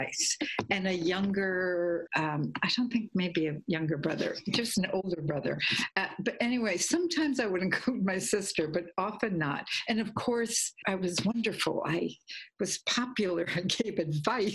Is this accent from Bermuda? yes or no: no; Guatemala; I grew up in Guatemala, so Central America